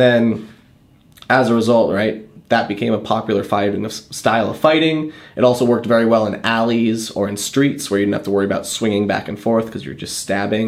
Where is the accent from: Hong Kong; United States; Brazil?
United States; Boston, Massachusetts; I grew up around Boston